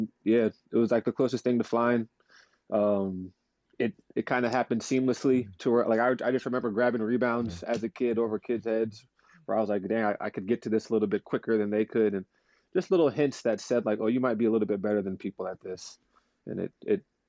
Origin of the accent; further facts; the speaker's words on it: California, United States; growing up in California where it really is a melting pot